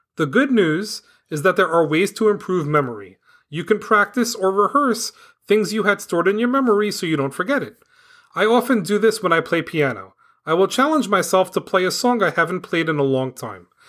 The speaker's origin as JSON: {"language": "English", "town": "New York City", "region": "New York", "country": "United States", "tie": "born or raised there", "moved": "as an adult", "lives_now": "New Jersey, United States", "said": "I grew up in Staten Island, New York. I lived there until the year two thousand six. Since two thousand six, I've lived in New Jersey"}